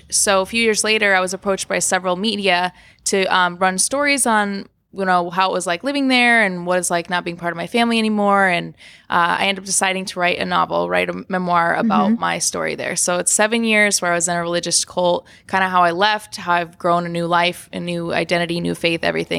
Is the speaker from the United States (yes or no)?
yes; Florida, United States; also born or lived in Kansas / Connecticut; now in Los Angeles, United States; So I was born in Florida